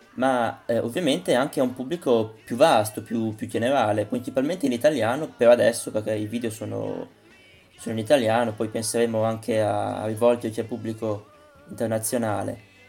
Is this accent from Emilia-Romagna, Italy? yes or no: yes; Parma, Emilia-Romagna, Italy; io sono di Parma, si sente penso.